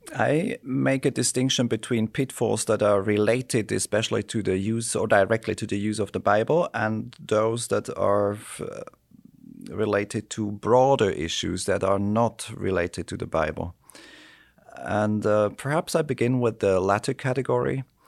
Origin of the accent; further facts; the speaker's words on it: Switzerland; also born or lived in United States; my home country, Switzerland